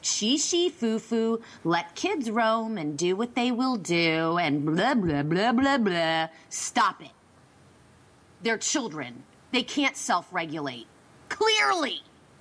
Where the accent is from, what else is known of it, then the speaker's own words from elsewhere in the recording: Berks County, Pennsylvania, United States; this is just in my hometown